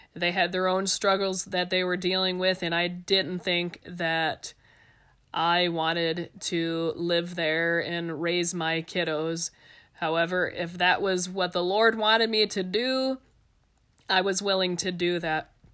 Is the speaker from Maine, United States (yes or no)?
no; Ohio, United States; moved away as an adult; also born or lived in Nebraska; now in Albuquerque, United States; I'm from Ohio.